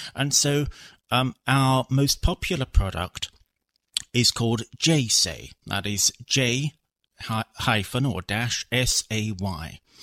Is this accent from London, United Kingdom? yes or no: yes; London, United Kingdom; I was born in London in the UK